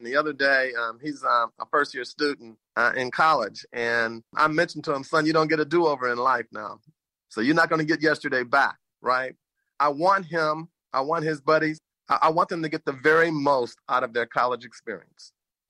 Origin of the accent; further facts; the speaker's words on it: St. Louis, Missouri, United States; I own restaurants in the St. Louis metropolitan area, my hometown, my home region. I'm so very proud of that.